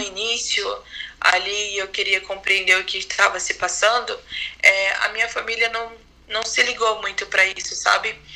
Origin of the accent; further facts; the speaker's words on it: Manaus, Amazonas, Brazil; moved away as an adult; now in São Paulo, Brazil; eu sou de Manaus, mas atualmente estou morando em São Paulo